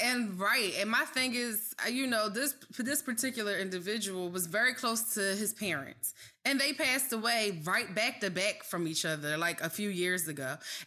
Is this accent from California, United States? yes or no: no; Philadelphia, Pennsylvania, United States; You know, when we're passionate from Philly.